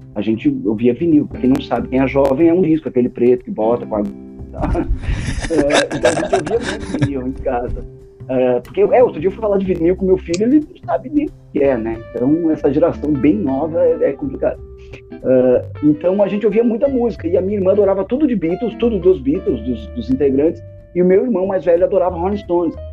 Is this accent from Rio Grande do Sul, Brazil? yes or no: yes; Canela, Rio Grande do Sul, Brazil; moved away as an adult; also born or lived in Torres, Brazil; now in Recife, Brazil; eu nasci em Torres, mas com um ano, um ano e pouco de idade, eu fui morar em Canela. Viu, né? Canela, divisa com Gramado ali. E aí eu fiquei lá até os meus treze anos em Canela pra depois voltar pra Torres